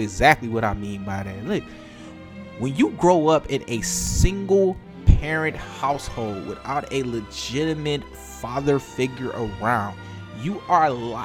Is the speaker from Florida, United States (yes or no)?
no; Detroit, Michigan, United States; I grew up in Detroit. I am a North Ender